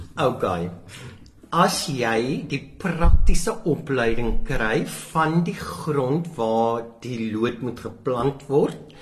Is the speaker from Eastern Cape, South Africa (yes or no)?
no; Baardskeerdersbos, Western Cape, South Africa; Ek is op die plaas Remhoogte. So ja, ek is op 'n plaas gebore, nie in 'n hospitaal nie. Ehm um, naby Baartskeer is Bos, tussen Gansbaai en Baartskeer is Bos.